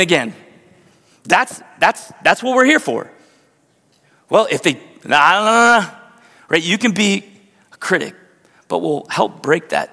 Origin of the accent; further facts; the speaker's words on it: Northridge, Ohio, United States; I grew up in Northridge, Ohio. I grew up in the same house